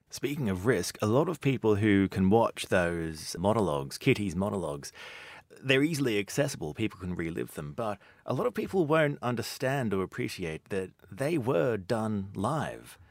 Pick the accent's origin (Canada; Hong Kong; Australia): Australia; as a young child growing up in Australia